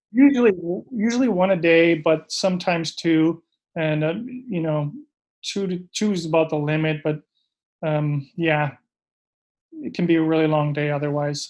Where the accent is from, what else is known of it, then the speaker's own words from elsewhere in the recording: Minneapolis, Minnesota, United States; also born or lived in Vancouver, Canada; I'm from Minnesota originally, and grew up in the suburbs of Minneapolis